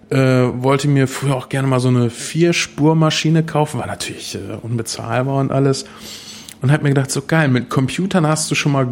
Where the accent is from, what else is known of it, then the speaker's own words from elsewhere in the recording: Espelkamp, North Rhine-Westphalia, Germany; born there; now in Uffeln, Germany; gebürtig bin ich aus Esbekamp, eine sehr schöne kleine Stadt, bin dann äh, in der Nähe von Minden jetzt beheimatet